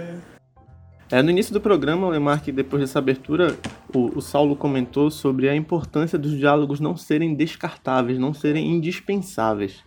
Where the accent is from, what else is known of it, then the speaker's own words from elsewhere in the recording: Brazil; que sou brasileiro